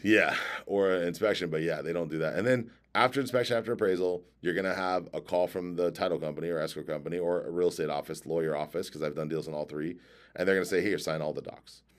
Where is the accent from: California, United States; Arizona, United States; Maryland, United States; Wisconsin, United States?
California, United States; San Diego; I grew up in San Diego